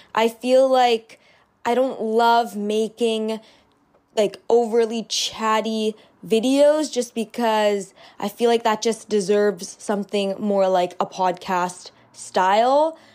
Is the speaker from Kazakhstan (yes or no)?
no; Canada; I live in Canada, I'm Canadian